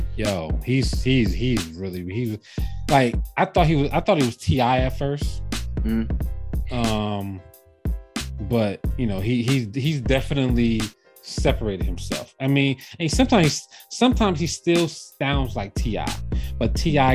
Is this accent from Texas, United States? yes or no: no; New Jersey, United States; being from Jersey